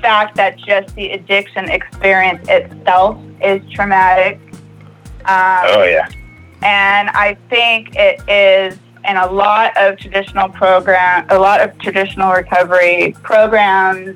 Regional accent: Mobile, Alabama, United States; also born or lived in California; everybody moved all the way to Mobile, Alabama. And we lived there in the same area

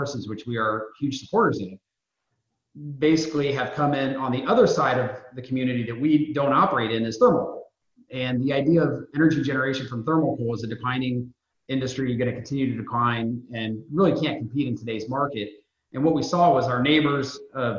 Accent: Indiana, United States; moved away as an adult; also born or lived in New York; I'm born and raised in Indiana, moved out to New York for a number of years

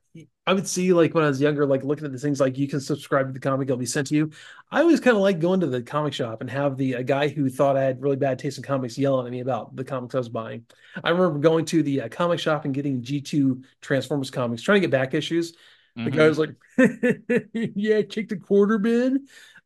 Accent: Pensacola, Florida, United States; Back when I worked, I grew up working in Albertsons in Pensacola.

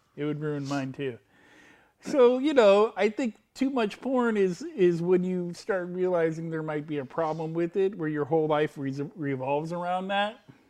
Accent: United States; I'm an American male.

